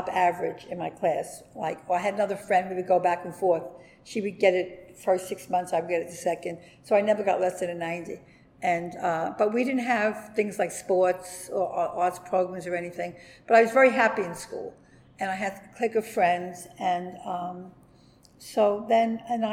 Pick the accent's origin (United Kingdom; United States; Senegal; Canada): United States; New York City, New York; also born or lived in Sheepshead Bay, Brooklyn / Bensonhurst, Brooklyn; I was born in the Brooklyn Navy Yard, 1944